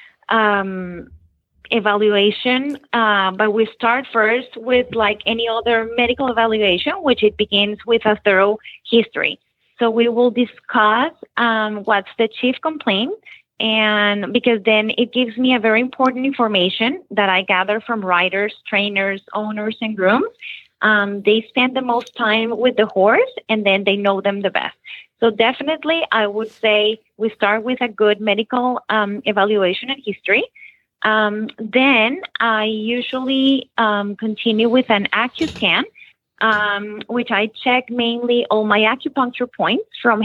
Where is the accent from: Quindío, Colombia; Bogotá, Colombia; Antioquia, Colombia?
Bogotá, Colombia; Bogota, Colombia; moved away as an adult; also born or lived in Nashville, Tennessee; now in Florida, United States; I was born in Nashville, Tennessee, but I was raised in Bogota, Colombia.